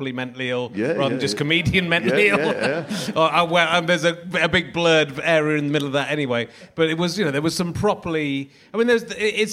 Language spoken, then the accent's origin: English; Cheddar, South West England, United Kingdom; I grew up in Cheddar and Somerset.